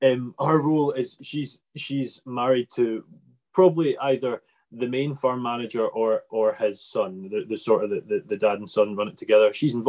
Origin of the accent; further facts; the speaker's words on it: Scotland, United Kingdom; I'm from Scotland